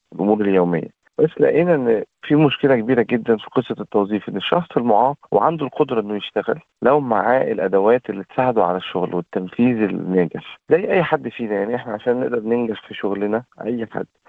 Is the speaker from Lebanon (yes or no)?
no; Egypt; also born or lived in Saudi Arabia; now in Australia; انا اصلي من مصر